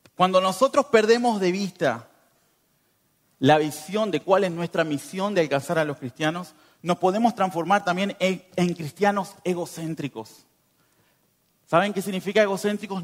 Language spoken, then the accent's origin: Spanish; northern Uruguay, Uruguay; moved away as an adult; now in Montenegro; Yo vengo de Uruguay, del norte